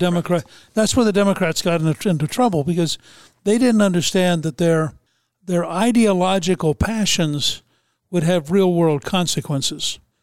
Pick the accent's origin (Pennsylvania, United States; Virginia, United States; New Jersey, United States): Pennsylvania, United States; Harrisburg; moved away; also born or lived in Georgia; I was born in Harrisburg and my brother still lives there